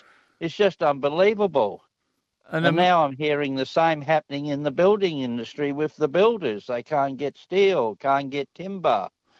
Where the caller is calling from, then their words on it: Blackall, Queensland, Australia; I'm ringing you from Western Queensland at Blackall at the moment.